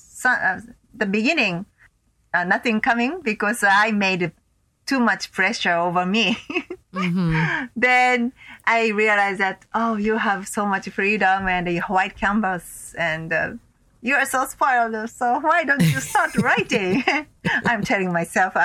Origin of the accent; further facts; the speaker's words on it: Tokyo, Japan; also born or lived in Los Angeles; my hometown in Tokyo